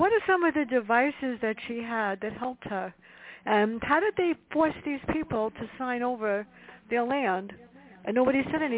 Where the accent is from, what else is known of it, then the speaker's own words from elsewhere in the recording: New York City, New York, United States; growing up where I did in the South Bronx